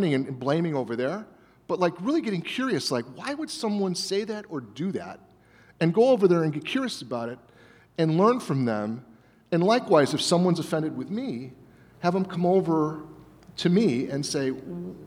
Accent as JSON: {"language": "English", "town": "Berwyn", "region": "Illinois", "country": "United States", "tie": "born or raised there", "moved": "yes", "said": "I grew up here. I don't live here"}